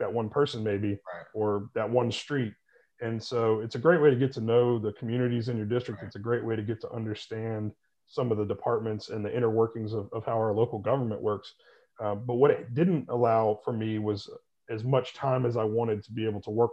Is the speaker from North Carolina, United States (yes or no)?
yes; Winston-Salem, North Carolina, United States; moved away as an adult; also born or lived in Boone, North Carolina; now in Charlotte, United States; But I am originally from Winston-Salem, went to Appalachian State University in Boone, North Carolina, and I've been in the Charlotte area since 2004.